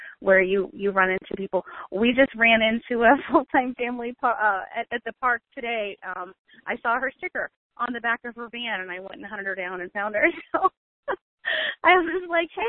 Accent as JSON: {"language": "English", "region": "Maine", "country": "United States", "moved": "as an adult", "said": "we're from Maine originally, so we launched out of Maine in New England in the summer"}